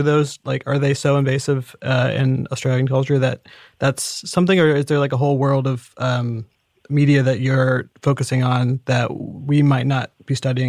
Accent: Indiana, United States; I'm from Indiana, you know, the Midwest. I'm in my early 30s.

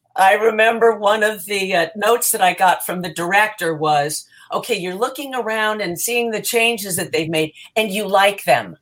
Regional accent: New Jersey, United States; moved away as an adult; I grew up in New Jersey

